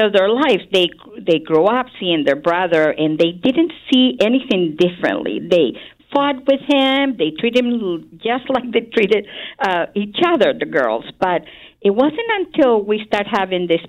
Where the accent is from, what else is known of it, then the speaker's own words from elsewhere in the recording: Santiago, Santiago Metropolitan Region, Chile; moved away as an adult; now in United States; I'm originally from Chile, which is a country in the western part of South America. And I grew up in Santiago, the capital.